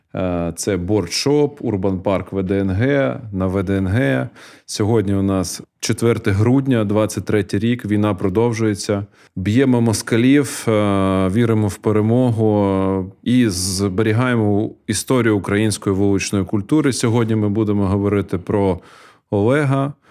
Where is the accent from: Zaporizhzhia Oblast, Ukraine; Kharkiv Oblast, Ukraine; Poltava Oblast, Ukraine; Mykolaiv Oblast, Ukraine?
Kharkiv Oblast, Ukraine; Kharkiv; moved away as an adult; now in Kyiv, Ukraine; народився на 602-му, жив на 606-му